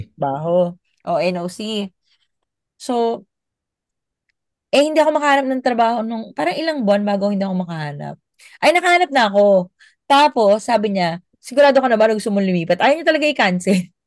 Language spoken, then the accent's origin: Tagalog; Philippines; moved away as an adult; also born or lived in Abu Dhabi, United Arab Emirates; bilang Pilipino